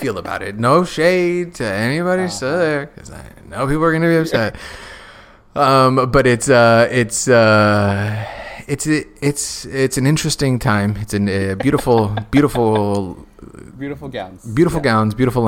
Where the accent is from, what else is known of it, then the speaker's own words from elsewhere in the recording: Phoenix, Arizona, United States; moved away as an adult; also born or lived in Tucson, Arizona; I grew up in South Central Phoenix, and then I went to college in Tucson